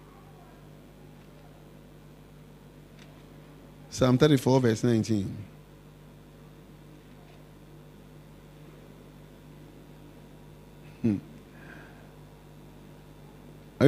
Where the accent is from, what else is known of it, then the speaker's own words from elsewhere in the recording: Accra, Greater Accra, Ghana; When we were children growing up in Osu